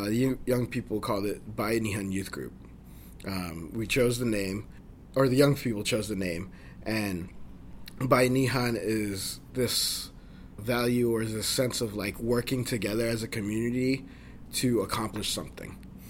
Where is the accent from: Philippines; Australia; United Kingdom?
Philippines; I love that about being Filipino.